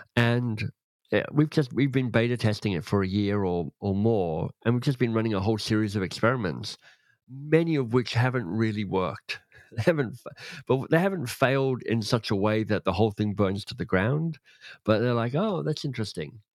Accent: Australia; I grew up in Australia, but my dad was British

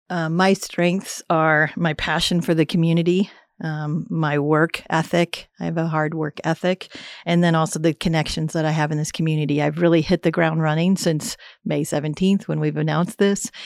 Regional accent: St. Louis, Missouri, United States; moved away as an adult; also born or lived in Columbia, Missouri / Texas / Idaho / Iowa; now in Manhattan, United States; I grew up in St. Louis, Missouri

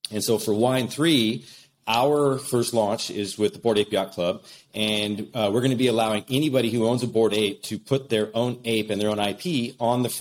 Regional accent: Walla Walla, Washington, United States; I founded Knocking Point in my hometown of Walla Walla, Washington

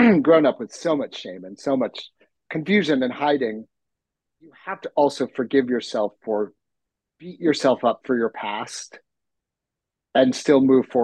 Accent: New York City, New York, United States; as a New Yorker and I was working in theater

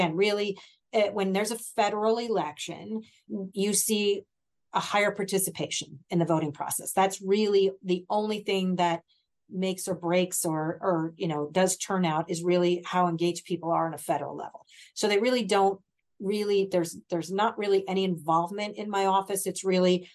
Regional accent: Mercer County, New Jersey, United States; moved away as an adult; now in Hunterdon County, United States; I grew up in Mercer, relocated here in the early 90s

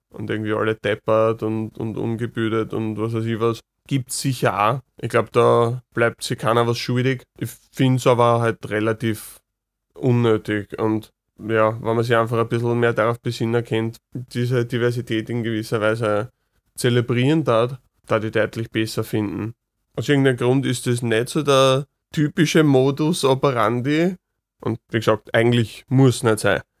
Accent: Vienna, Austria; Also oft genug, wenn ich sage, ich komme aus Wien, kommen mir direkt da irgendwelche ja, negativen Vorurteile oder, oder persönliche Wertungen entgegen

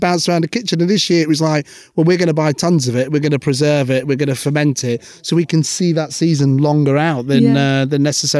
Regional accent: United Arab Emirates; now in United Kingdom; But growing up in the Middle East, it was very different. We used to live, you know, with UAE nationals.

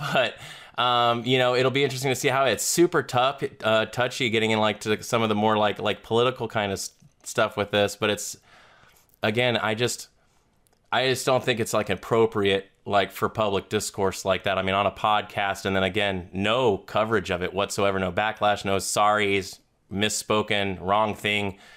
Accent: Florida, United States; I'm a Southerner from Florida

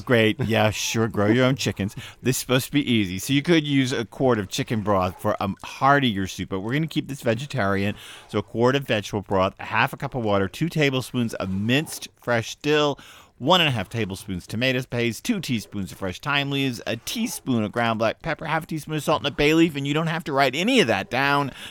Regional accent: Texas, United States; now in New England, United States; I grew up in Texas

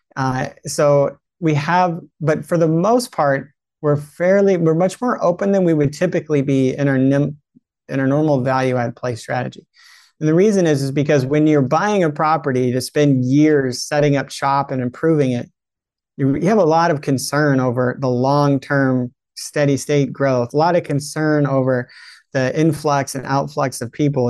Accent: California, United States; I'm in California. I was raised in California

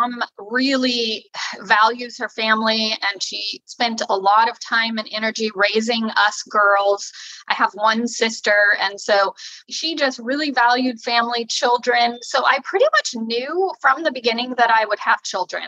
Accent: California, United States; moved away as an adult; also born or lived in Sacramento, California; now in Oregon, United States; I was born in Sacramento, California. So I'm from California.

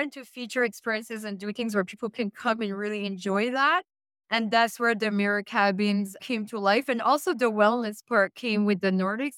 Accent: Canada; You would think, being a Canadian, right? Like us Canadians.

